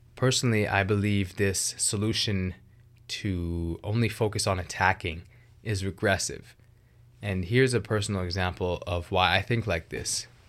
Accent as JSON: {"language": "English", "town": "Vancouver", "region": "British Columbia", "country": "Canada", "tie": "born or raised there", "said": "I grew up in the Greater Vancouver area of British Columbia, which is very multicultural"}